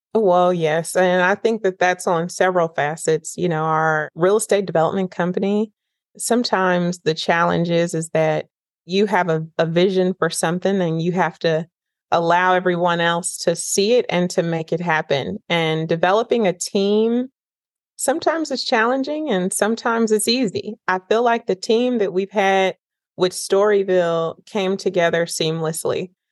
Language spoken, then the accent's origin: English; Northern California, United States; moved away as an adult; now in Nashville, United States; I grew up in Northern California and I came to Nashville, Tennessee for pre med